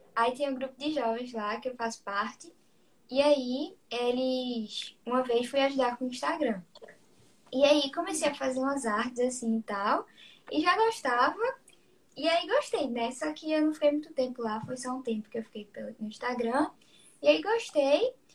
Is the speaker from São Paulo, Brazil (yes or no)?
no; Recife, Pernambuco, Brazil; eu tenho 17 anos, sou de Recife